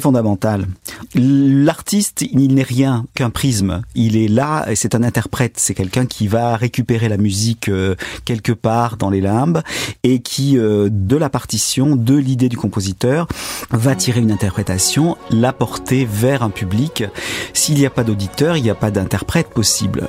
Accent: Aix-en-Provence, Provence-Alpes-Côte d'Azur, France; also born or lived in Avignon; je suis provençal d'origine, je suis né à Avignon, j'ai grandi à Aix-en-Provence

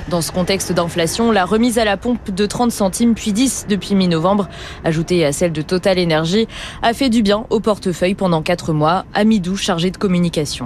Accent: France; chez nous en France

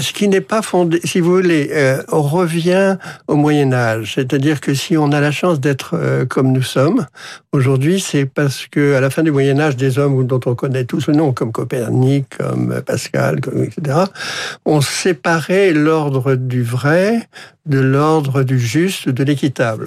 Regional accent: Brittany, France; en Bretagne, que, qui est mon pays d'origine et une région que je connais bien

